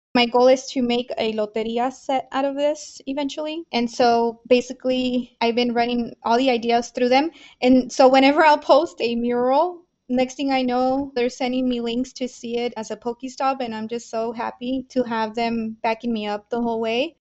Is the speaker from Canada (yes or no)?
no; Mexico; now in El Paso, United States; I was born in Mexico